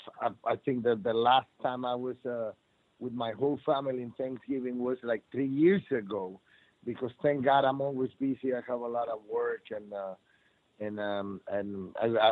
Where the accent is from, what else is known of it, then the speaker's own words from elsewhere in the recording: San Antonio, Texas, United States; in my hometown in San Antonio